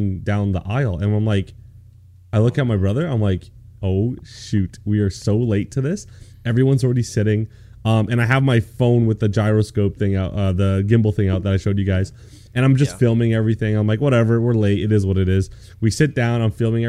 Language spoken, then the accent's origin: English; Canada; I'm a Canadian boy.